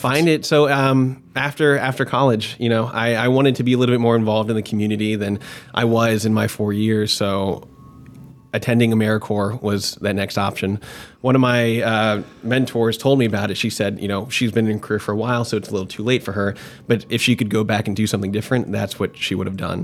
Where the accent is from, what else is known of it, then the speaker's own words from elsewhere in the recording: Marietta, Georgia, United States; moved away as an adult; also born or lived in Jacksonville, Florida; now in Tampa, United States; I actually grew up in uh, Marietta, Georgia, which is like 20 minutes north of Atlanta, um, and spent most of my developing years there up until after college